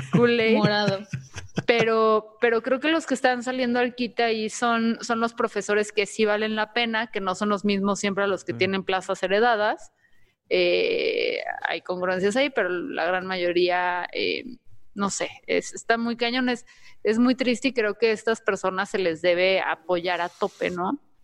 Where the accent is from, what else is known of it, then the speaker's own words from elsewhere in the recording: Mexico; como mexicanos